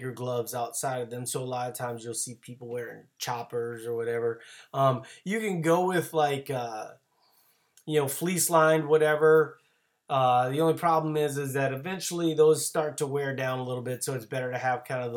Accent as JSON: {"language": "English", "town": "New Orleans", "region": "Louisiana", "country": "United States", "moved": "yes", "lives_now": "Minnesota, United States", "said": "I'm originally from New Orleans"}